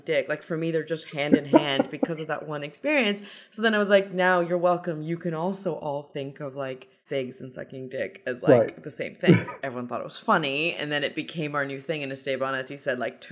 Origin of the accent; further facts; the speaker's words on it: Iran; I'm Persian.